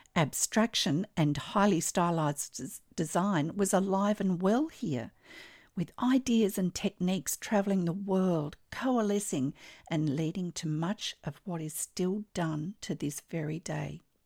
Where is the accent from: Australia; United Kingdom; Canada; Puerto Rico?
Australia; I'm an Australian textile artist